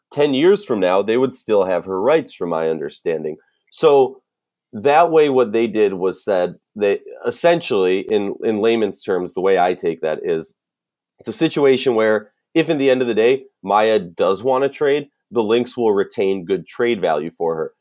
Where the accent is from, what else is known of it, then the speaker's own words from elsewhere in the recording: Minnesota, United States; accent: Minnesota; my Minnesota accent